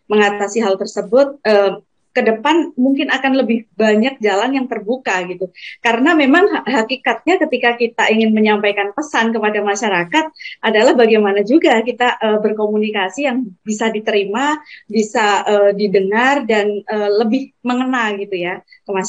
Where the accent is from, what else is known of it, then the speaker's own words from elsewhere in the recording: Kendal, Central Java, Indonesia; accent: Semarangan; Jadi, saya kan uh, asalnya dari Kendal, uh, lebih dekat ke Semarang ya, jadi gaya bicara, gaya ngomong itu lebih ke Semarangan gitu.